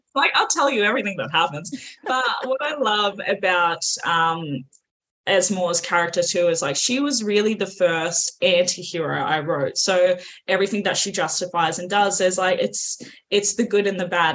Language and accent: English; Australia; accent: Australian; if you can't tell by the accent, I'm also Aussie